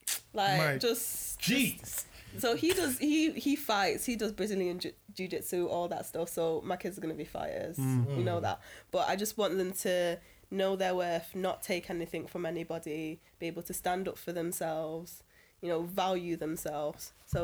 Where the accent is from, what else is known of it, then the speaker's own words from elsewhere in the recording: Trenchtown, Kingston Parish, Jamaica; It's like my mum rode for us, you know, we're from Trenchtown. We didn't come here with nothing.